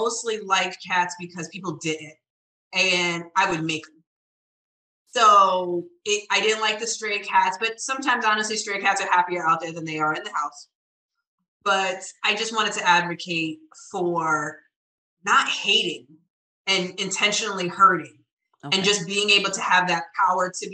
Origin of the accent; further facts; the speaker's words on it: Providence, Rhode Island, United States; moved away; I grew up in Providence, Rhode Island, and still Brown University up the street. So I was raised in Southside Providence